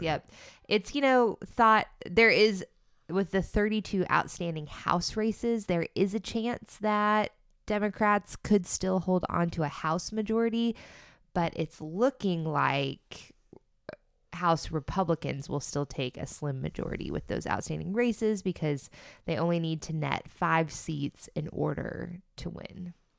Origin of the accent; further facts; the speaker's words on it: Florida, United States; I'm from Florida